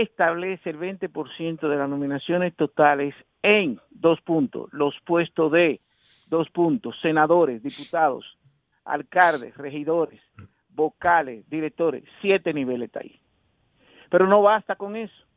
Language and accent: Spanish; Santo Domingo, Distrito Nacional, Dominican Republic; yo soy un sociólogo que nací en Villajuana